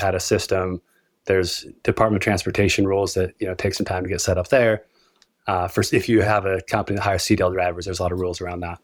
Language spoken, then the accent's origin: English; Utah, United States; born and raised in Utah